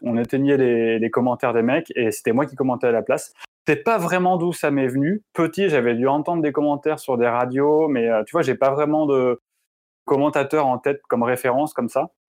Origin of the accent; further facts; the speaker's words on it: Grenoble, Auvergne-Rhône-Alpes, France; je viens de Grenoble, j'ai grandi à Grenoble